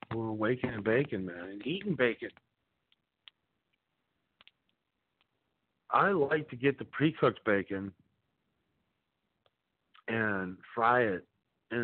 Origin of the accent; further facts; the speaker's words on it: Appleton, Wisconsin, United States; grew up in Appleton, right up the street